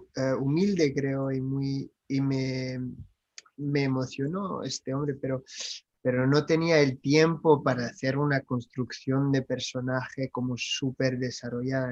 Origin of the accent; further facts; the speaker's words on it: France; Spanish is a second language; moved away; also born or lived in United States; lo hablo, soy francés, pero he vivido en los Estados Unidos